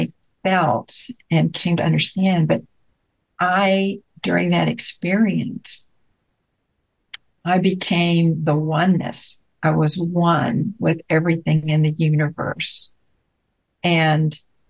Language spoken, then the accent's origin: English; Bryan, Texas, United States; moved away as an adult; also born or lived in Houston, Texas; while I was still in my hometown in Bryan, like I said, I lived in Houston at the time.